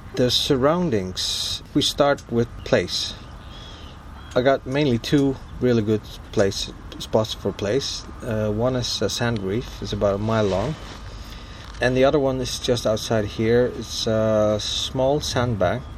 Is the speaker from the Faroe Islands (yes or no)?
yes; Vestmanna, Faroe Islands; also born or lived in Denmark; I was born and raised in Vestmanna, small village uh, that holds about 1,200 people.